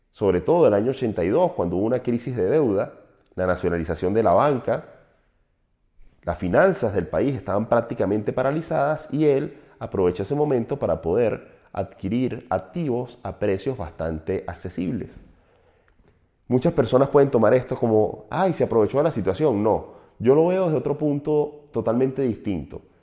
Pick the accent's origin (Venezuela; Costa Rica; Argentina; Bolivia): Venezuela; un empresario de nuestra zona mexicano, aunque yo soy venezolano, lo considero nuestro porque es latinoamericano